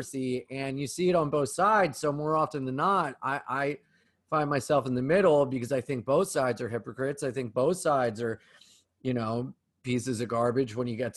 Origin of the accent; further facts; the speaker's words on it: Delaware, United States; moved away as an adult; also born or lived in New York City; I'm from Delaware